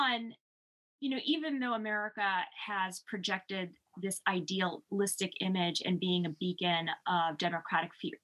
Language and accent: English; New York City, New York, United States; I was born in Brooklyn and I grew up here